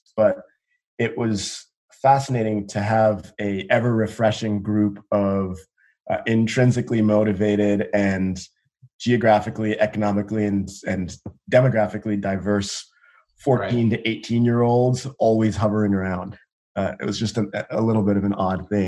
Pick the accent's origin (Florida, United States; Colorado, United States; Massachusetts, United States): Massachusetts, United States; Andover; also born or lived in South Africa / New York City; I was born in South Africa in the 80s. I came to the United States as a refugee with my parents, coming out of apartheid. We landed in New York City. And after a series of early twists and turns, managed our way to the beautiful, idyllic campus of Phillips Academy in Andover, Massachusetts, where my parents were high school teachers